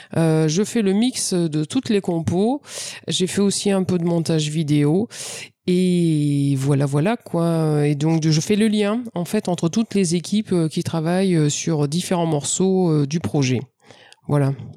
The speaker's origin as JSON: {"language": "French", "country": "France", "said": "je suis française"}